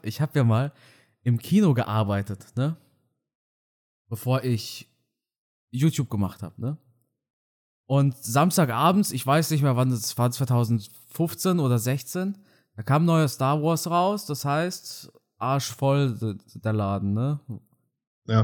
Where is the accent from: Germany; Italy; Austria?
Germany; first language German; ist Deutsch mein Heimatland, ne, weil ich hier aufgewachsen bin.